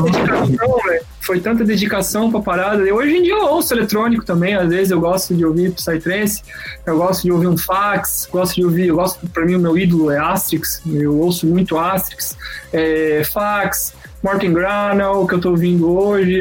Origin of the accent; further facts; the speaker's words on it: Santa Catarina, Brazil; accent: mix of Santa Catarina and Paraná; eu nasci na Coab, velho. Eu nasci numa periferia aqui da cidade. É, minha mãe mora lá ainda hoje em dia